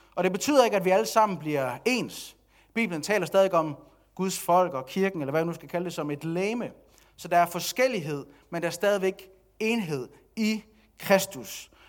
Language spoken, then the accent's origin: Danish; Denmark; nu er jeg også dansker, og jeg er vokset op i det her samfund